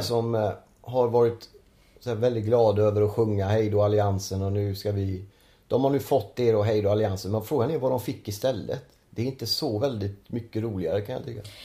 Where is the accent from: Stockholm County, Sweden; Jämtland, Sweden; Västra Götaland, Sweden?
Västra Götaland, Sweden; Gothenburg; moved away; jag är ju från Göteborg